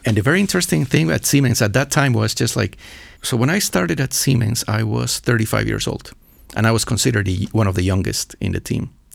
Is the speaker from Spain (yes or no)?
no; Ecuador; also born or lived in Pittsburgh, Pennsylvania, United States; now in Bratislava, Slovakia; I'm from Ecuador, but I'm from the mountainous area